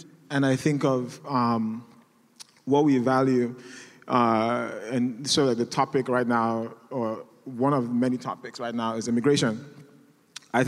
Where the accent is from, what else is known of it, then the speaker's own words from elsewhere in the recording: Nigeria; moved away as an adult; now in United States; I'm an immigrant. I'm Nigerian.